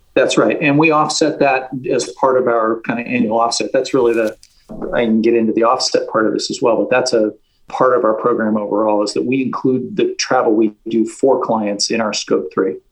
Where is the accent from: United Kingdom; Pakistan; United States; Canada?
United States; West Coast; moved away as an adult; now in San Francisco, United States; I was raised on the West Coast